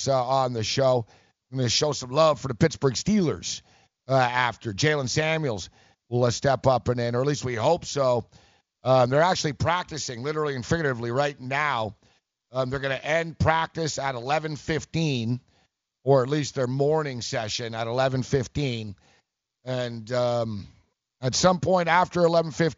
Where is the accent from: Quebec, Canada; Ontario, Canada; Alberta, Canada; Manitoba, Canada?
Quebec, Canada; Montreal; I grew up in Montreal